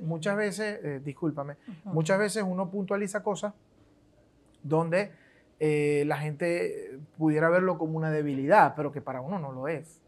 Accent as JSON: {"language": "Spanish", "country": "Venezuela", "said": "yo soy un joven venezolano normal con con una caracterización cultural muy, muy de barrio, pues porque crecí así."}